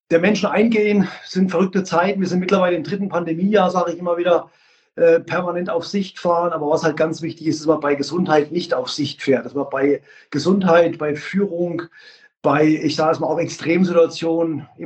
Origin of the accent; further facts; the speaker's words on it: Leipzig, Saxony, Germany; Also wie gesagt, ich bin ein Leipziger Junge und der AFK Leipzig stand und steht immer noch für Qualität.